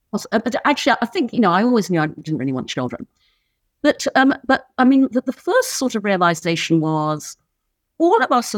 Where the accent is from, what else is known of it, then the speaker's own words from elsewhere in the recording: Brunei; also born or lived in United Kingdom; I was born in the UK, but when I was six, we moved to Brunei in Borneo, so I grew up in Asia.